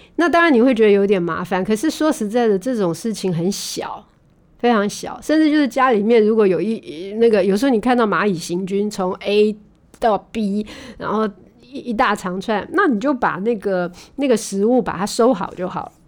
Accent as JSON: {"language": "Chinese", "country": "Taiwan", "said": "也不是只有我们台湾人这样啊"}